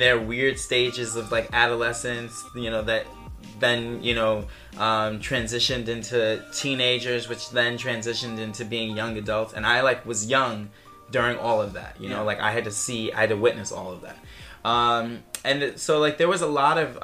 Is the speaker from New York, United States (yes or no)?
yes; New York City, New York, United States; moved away as an adult; now in China; I'm from New York City, Staten Island to be specific.